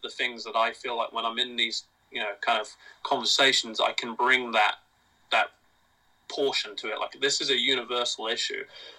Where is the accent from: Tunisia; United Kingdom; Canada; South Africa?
United Kingdom; England; now in United States; I love England, right? I'm English. I was there for 18 years.